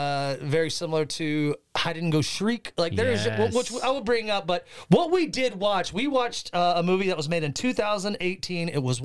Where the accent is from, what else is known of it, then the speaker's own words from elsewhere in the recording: North Carolina, United States; my neighborhood where I grew up in North Carolina.